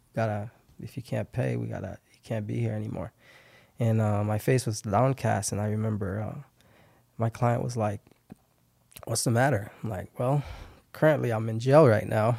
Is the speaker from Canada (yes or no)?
no; Haiti; English is a second language; now in Fargo, United States; I grew up in Haiti, got, got here in ninety-seven.